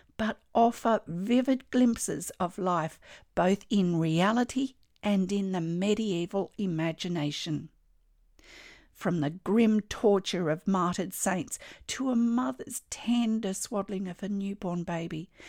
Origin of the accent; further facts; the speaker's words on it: Australia; I'm an Australian textile artist